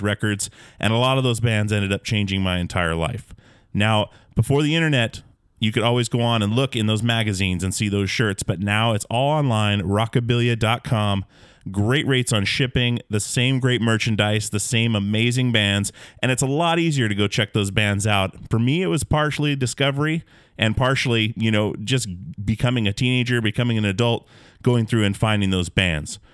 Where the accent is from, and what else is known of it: Alaska, United States; born or raised there